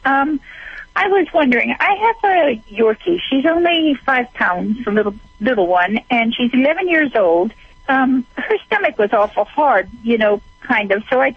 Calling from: Nevada, United States; I'm calling from Nevada

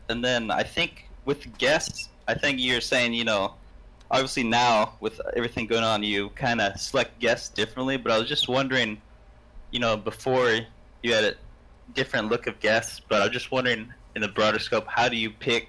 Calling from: Beaverton, Oregon, United States; Beaverton, Oregon.

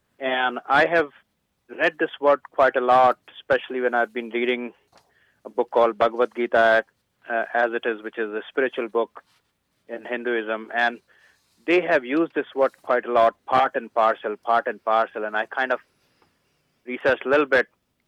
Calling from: Dallas, Texas, United States; I am calling from Dallas, Texas.

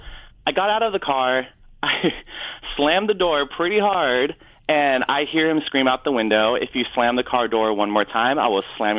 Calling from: Torrance, California, United States; Hey, I'm calling from Torrance, California.

